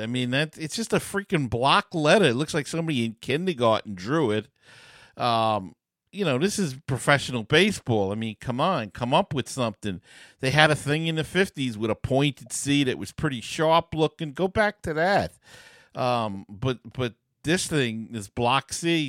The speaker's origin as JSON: {"language": "English", "town": "New York City", "region": "New York", "country": "United States", "tie": "born or raised there", "said": "when I was a kid, we, uh, growing up in Queens"}